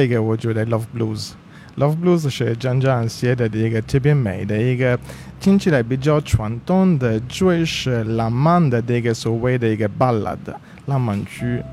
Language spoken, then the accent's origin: Chinese; Italy; Chinese is a second language; moved away; 我的口音是，我是算是，呃，少数民族吧，我是意大利族吧